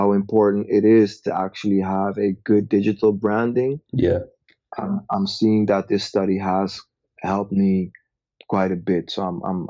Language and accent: English; Amsterdam, North Holland, Netherlands; also born or lived in Nigeria; I'm from Amsterdam in the Netherlands.